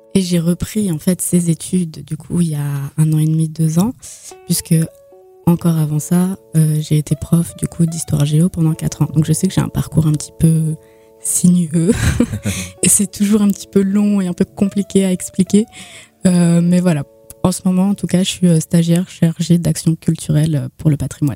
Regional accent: Nancy, Grand Est, France; j'ai grandi à, Nancy, enfin à l'Axo pour être plus précise

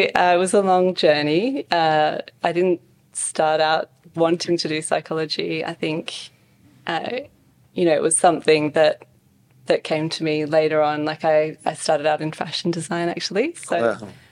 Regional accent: Western Australia, Australia; also born or lived in Scotland / Perth, Australia; grow up in a small country town, you know, small school

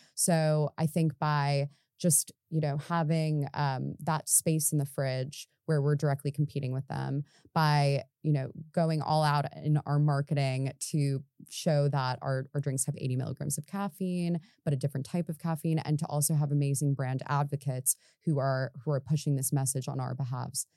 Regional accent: United States; moved away as an adult; now in London, United Kingdom; coming over here as an American

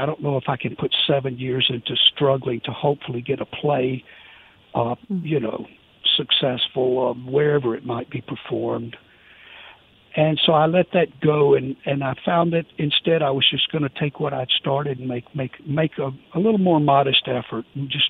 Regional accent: Meridian, Mississippi, United States; moved away; also born or lived in Greenwich Village, New York; I'm from … so hometown.

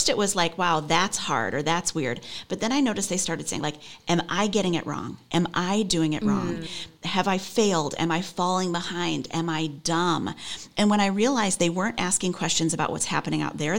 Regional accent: Chicago, Illinois, United States; moved away as an adult; also born or lived in Michigan; now in New York City, United States; I grew up outside Chicago, lived in Michigan for a long time, moved back to Chicago

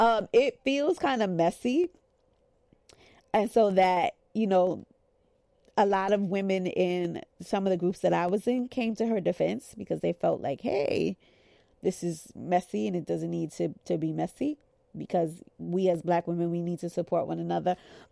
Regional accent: New York, United States; maybe I'm just from New York. Like, New Yorkers could kind of smell a scam.

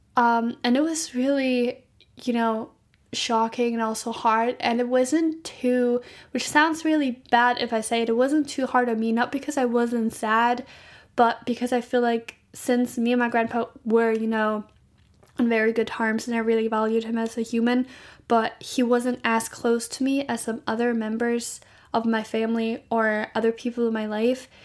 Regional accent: Germany; I'm from Germany

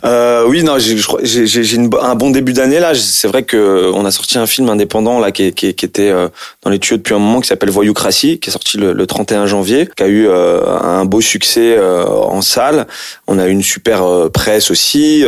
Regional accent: France; je suis d'origine algérienne et puis en plus j'ai grandi en France je suis né en France

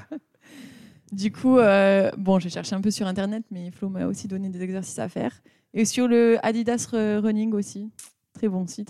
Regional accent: Pau, Nouvelle-Aquitaine, France; now in Nuremberg, Germany; j'habite à Nuremberg. je viens de Pau, meilleure ville de France

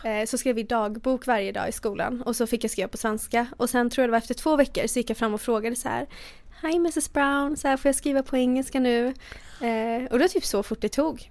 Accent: Borås, Västra Götaland, Sweden; also born or lived in United States; Jag är uppväxt i Borås, sen bodde jag i USA i två och ett halvt år.

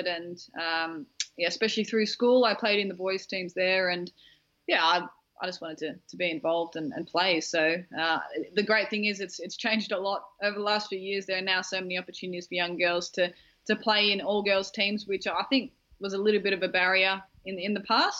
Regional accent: Australia; as an Australian group

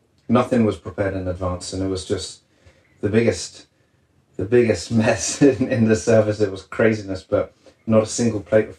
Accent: England, United Kingdom; So after that, I mean, as an Englishman, I always wanted to solidify my, you know, the authenticity of cooking French cuisine

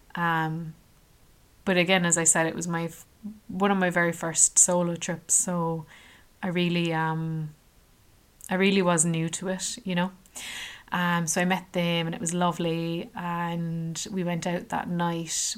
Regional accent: Ireland; I was from Ireland

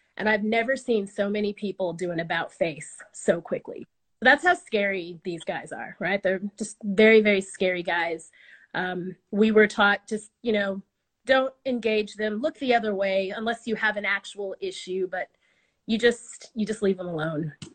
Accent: United States; now in Australia; I'm American

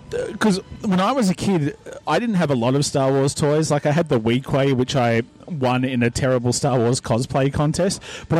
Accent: Australia

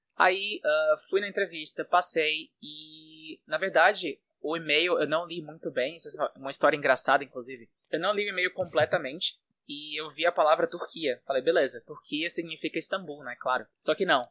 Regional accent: Fortaleza, Ceará, Brazil; first language Portuguese; moved away as an adult; now in Istanbul, Turkey; eu sou do, do Ceará, sou de Fortaleza. E já moro fora do Brasil há mais ou menos quatro anos.

